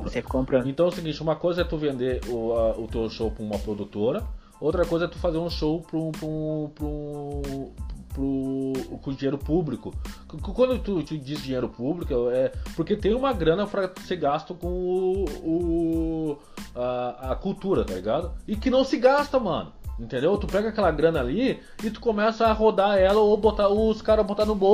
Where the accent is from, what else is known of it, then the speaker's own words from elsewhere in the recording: Cidreira, Rio Grande do Sul, Brazil; onde eu me criei, assim, e é onde eu, eu, eu descobri as malandragens da, da, da, da, vida pública